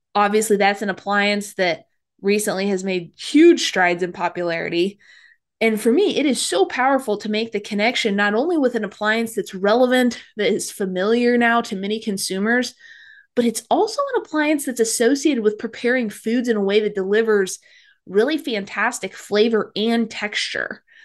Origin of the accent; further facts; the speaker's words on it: Midwest, United States; I grew up in the Midwest